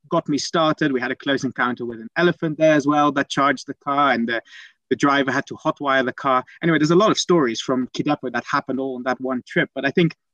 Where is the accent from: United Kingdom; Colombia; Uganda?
Uganda; Eastern Region; also born or lived in Netherlands; so I'm, I'm I'm originally Dutch, and I was born in the Netherlands. But at the age of four, we we moved to a little uh, village in in eastern Uganda